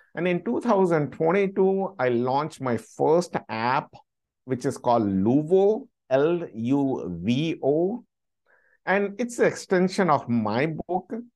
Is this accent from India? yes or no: yes; India; moved away as an adult; also born or lived in London; now in United States; I was born and brought up in India. I lived there for 26 years